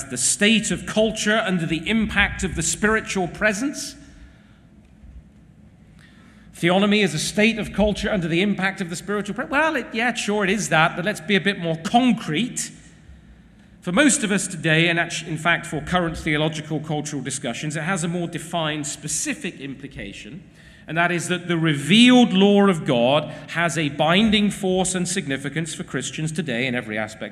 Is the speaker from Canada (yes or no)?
no; England, United Kingdom